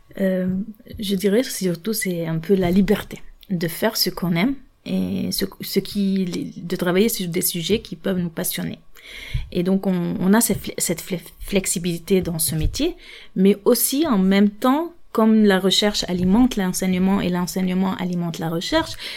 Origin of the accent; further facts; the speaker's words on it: Lebanon; moved away as an adult; now in France; je suis libanaise et française par naturalisation. Donc, moi, mon diplôme euh, d'ingénieur, je l'ai obtenu au Liban